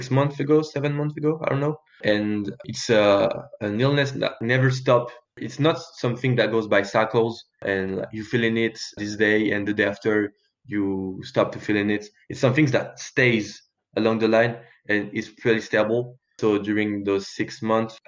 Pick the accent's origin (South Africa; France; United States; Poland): France; I grew up in France with good parents